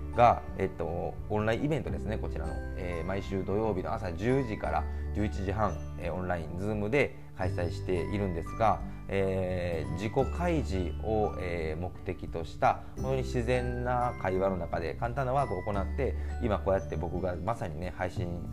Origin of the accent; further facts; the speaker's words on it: Kansai, Japan; 僕は関西なんですけどね